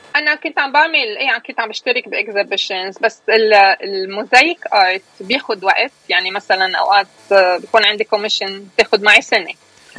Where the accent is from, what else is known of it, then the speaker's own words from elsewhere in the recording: Beirut, Beirut Governorate, Lebanon; moved away as an adult; now in United States; أنا خلقت كبرت أشرفية أصلا نحن من من الشويفات بس كبرت بالأشرفية وكبرت بلبنان